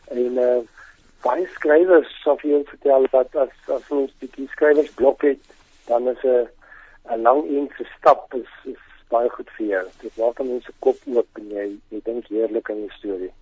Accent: Welkom, Free State, South Africa; now in Bloemfontein, South Africa; ek kom van Welkom af die laerskool

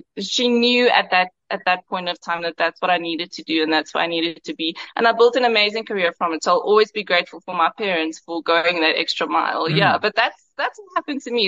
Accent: Karoo, South Africa; I'm from the Karoo. My dad was a farmer

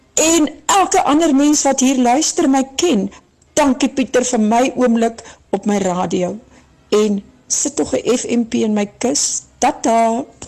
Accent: Maclear, Eastern Cape, South Africa; Ek het in die Ooskaap in Macleer groot geword

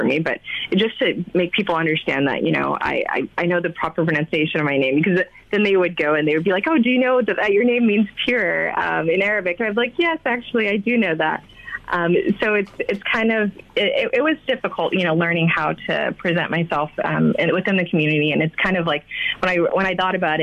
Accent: United States; I'm African-American, actually born and raised here

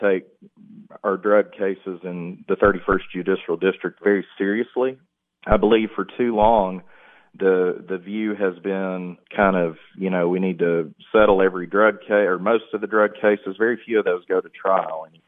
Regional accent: McMinnville, Tennessee, United States; I grew up in McMinnville, moved there after seventh grade, went to Morrison Elementary School, graduated from Warren County High School, class of 99

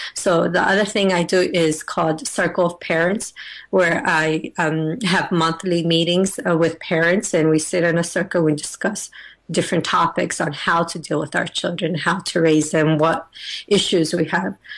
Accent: United States; I'm originally from Afghanistan, but I was born and raised in the United States of America

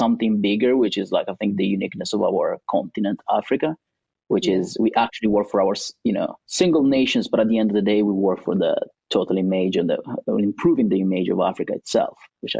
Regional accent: Italy; born or raised there; also born or lived in Somalia

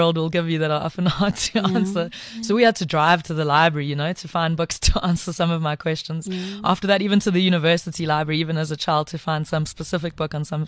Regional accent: Pietermaritzburg, KwaZulu-Natal, South Africa; also born or lived in Eastern Cape; So I grew up in Pietermaritzburg. Well, I was born in the Eastern Cape, moved to Pietermaritzburg when I was young

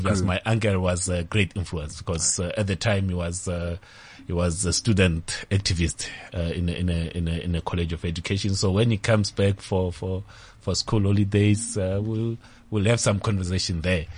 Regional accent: Tzaneen, Limpopo, South Africa; I'm from Kazankulu, Tzaneen

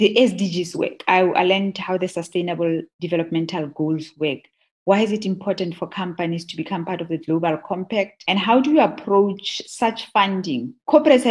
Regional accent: Madikwe, North West, South Africa; also born or lived in Klerksdorp / Rustenburg; I was born in Klerksdorp, but her mother lived in Rustenburg. So I spent my early childhood in Madikwe

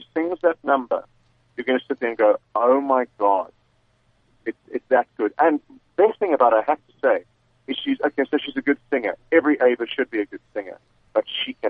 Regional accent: South Africa; being a South African

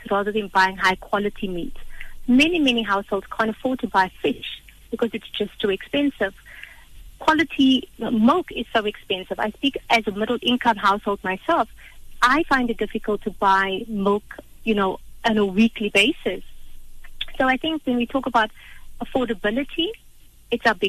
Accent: South Africa; for us as a South African population

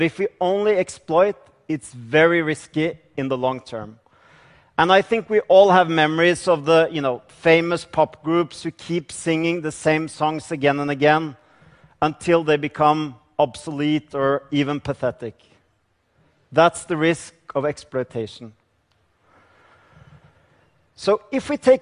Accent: Norway; I come from Norway

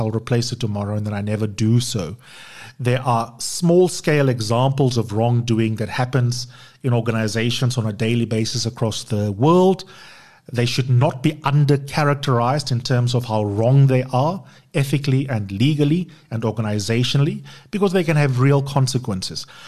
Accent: South Africa; us as South Africans

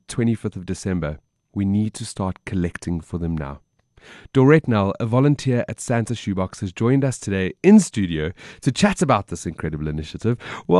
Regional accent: Johannesburg, Gauteng, South Africa; I'm from Joburg and I see that she's in Cape Town.

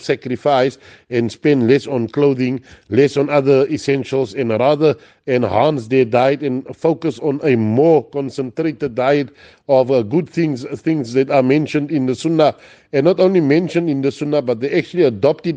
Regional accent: Cape Town, Western Cape, South Africa; growing up in Cape Town

